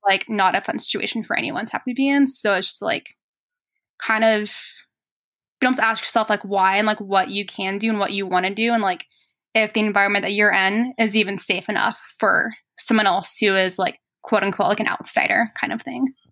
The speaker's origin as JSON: {"language": "English", "town": "San Antonio", "region": "Texas", "country": "United States", "also_born_or_lived": "Portland", "moved": "as an adult", "lives_now": "Colorado, United States", "said": "So I'm from San Antonio, Texas"}